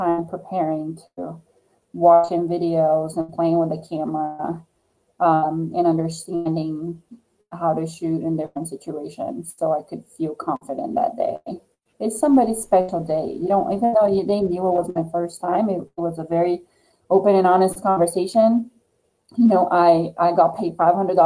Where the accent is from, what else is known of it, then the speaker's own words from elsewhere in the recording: Brazil; moved away as an adult; I'm from originally from Brazil. So that's what I did in Brazil as a professional athlete